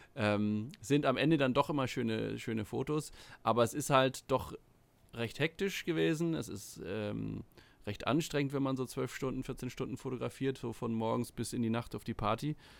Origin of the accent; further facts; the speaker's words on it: Sylt, Schleswig-Holstein, Germany; ich bin auf der Insel aufgewachsen, auf Sylt